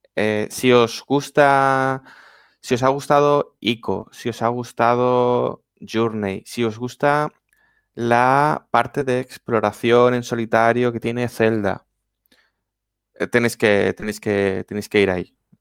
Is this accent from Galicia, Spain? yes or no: no; Valencian Community, Spain; Los que somos valencianos